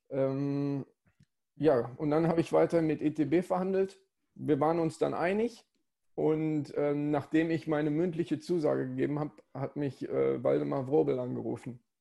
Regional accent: Essen, North Rhine-Westphalia, Germany; De deswegen bin ich auch direkt äh, an der Hafenstraße

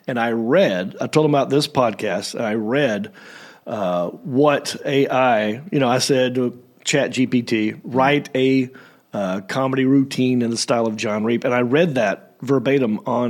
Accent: Southern United States, United States; accent: Southern

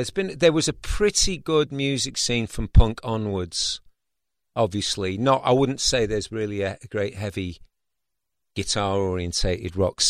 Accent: Manchester, North West England, United Kingdom; moved away as an adult; also born or lived in Los Angeles, United States; I'm from Manchester, so I've got a place up in just outside Manchester.

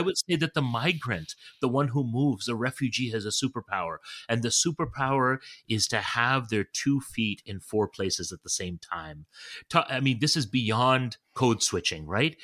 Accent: Toronto, Ontario, Canada; moved away as an adult; also born or lived in London, England; now in New Haven, United States; I was born in in Toronto and I had so many of my formative experiences in Toronto. My parents still live in in, in suburban Toronto. It's where I go to uh, my home, as in the home in which I grew up in.

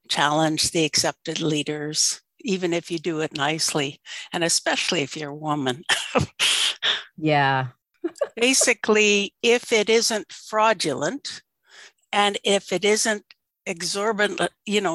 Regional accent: Alaska, United States; I grew up in Alaska in fishing villages

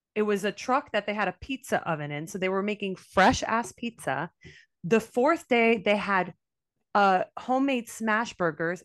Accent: Miami, Florida, United States; I'm from Miami

